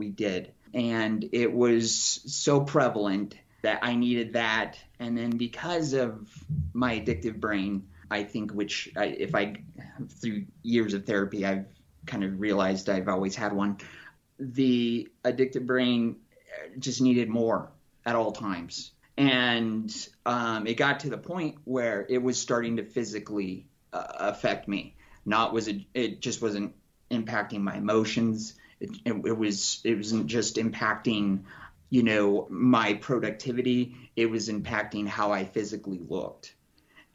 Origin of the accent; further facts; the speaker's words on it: Casper, Wyoming, United States; moved away as an adult; also born or lived in Denver, Colorado / Portland, Oregon; now in Colorado, United States; I was born and raised in Wyoming, Casper, Wyoming